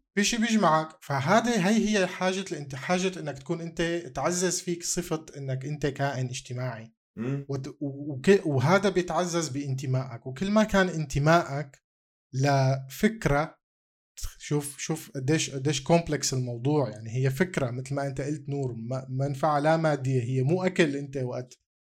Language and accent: Arabic; Syria; انا سوري